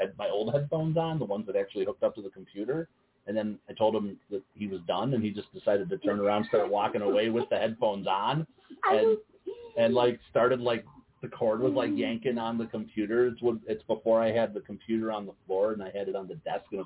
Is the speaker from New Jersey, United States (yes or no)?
no; Chicago, Illinois, United States; when I grew up in Chicago.